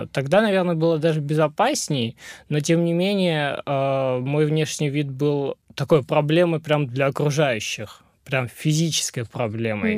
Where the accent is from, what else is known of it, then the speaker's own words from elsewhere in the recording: Pyatigorsk, Stavropol Krai, Russia; moved away as an adult; also born or lived in Yerevan, Armenia; now in Krasnodar, Russia; родился в Ереване, э, вырос в Пятигорске и переехал в Краснодар погреться